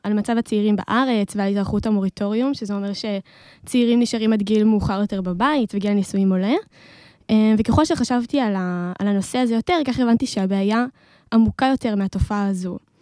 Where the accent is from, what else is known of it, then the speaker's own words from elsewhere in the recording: Modi'in, Central District, Israel; אני uh, ממודיעין